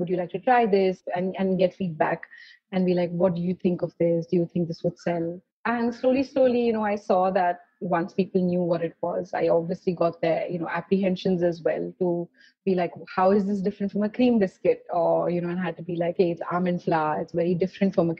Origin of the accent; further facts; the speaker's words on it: Mumbai, Maharashtra, India; also born or lived in Paris, France; growing up in Mumbai